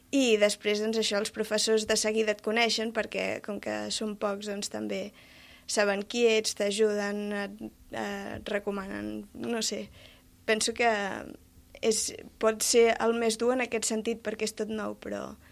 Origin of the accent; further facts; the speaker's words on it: Els Pallaresos, Catalonia, Spain; jo sóc de Pallaresos